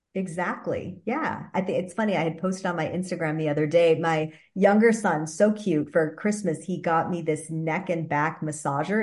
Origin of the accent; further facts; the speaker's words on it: Wisconsin, United States; moved away as an adult; also born or lived in Boston / New York tri-state area / California; I'm from the Midwest originally. My husband and I are actually born and raised in Wisconsin.